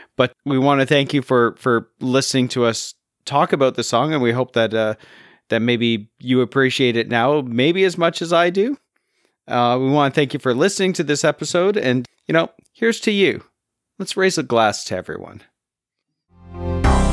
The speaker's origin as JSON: {"language": "English", "country": "Canada", "said": "being Canadian"}